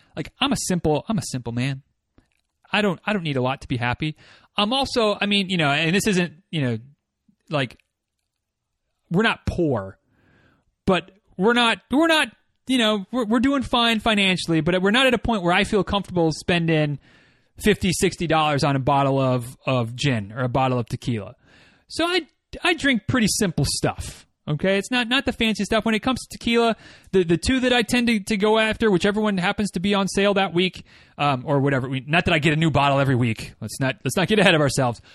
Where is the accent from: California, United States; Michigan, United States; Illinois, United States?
Michigan, United States; Northern; moved away; my hometown